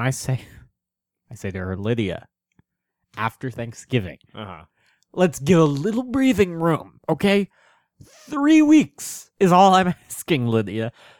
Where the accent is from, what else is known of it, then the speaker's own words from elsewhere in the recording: Madison, Wisconsin, United States; No. I'm from Madison.